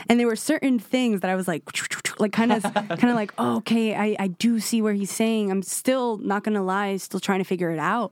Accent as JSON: {"language": "English", "town": "New York City", "region": "New York", "country": "United States", "tie": "born or raised there", "said": "I was born in Washington Heights in Manhattan"}